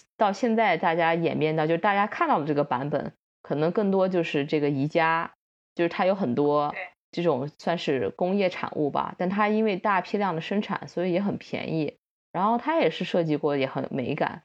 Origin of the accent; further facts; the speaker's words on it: China; 我们嗯中国人的生活习惯